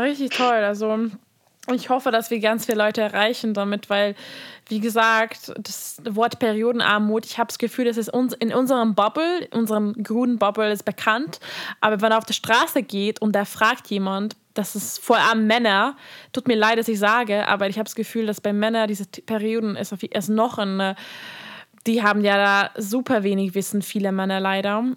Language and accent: German; Hungary; now in Berlin, Germany; ich komme aus Ungarn